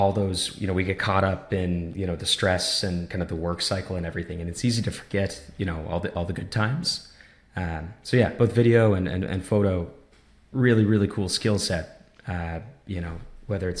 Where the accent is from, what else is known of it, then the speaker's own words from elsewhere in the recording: small town on the East Coast of Canada, Canada; growing up in Canada in a lot of ways, especially in a small town like where I'm from on the East Coast